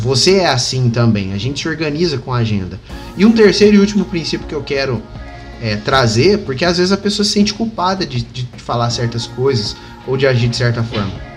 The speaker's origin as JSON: {"language": "Portuguese", "town": "Batatais", "region": "São Paulo", "country": "Brazil", "tie": "born or raised there", "lives_now": "Ribeirão Preto, Brazil", "said": "hoje eu moro em Ribeirão Preto, interior de São Paulo, mas aqui do lado tem a minha cidade natal, que é Batatais."}